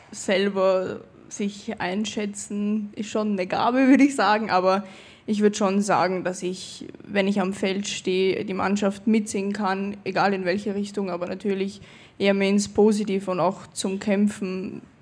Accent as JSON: {"language": "German", "country": "Austria", "tie": "born there", "said": "jetzt spiele ich für Österreich, für das Land, wo ich geboren bin."}